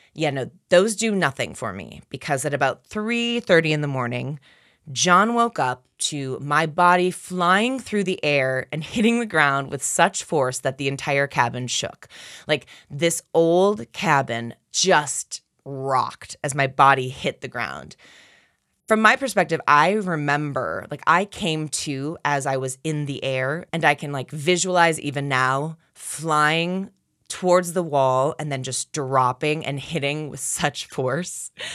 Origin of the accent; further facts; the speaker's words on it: Minneapolis, Minnesota, United States; I'm from Minneapolis, Minnesota